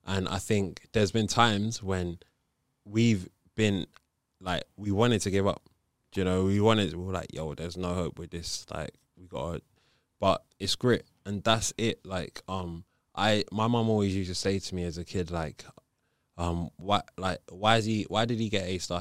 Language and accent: English; Nigeria; I grew up as a Catholic. I'm Nigerian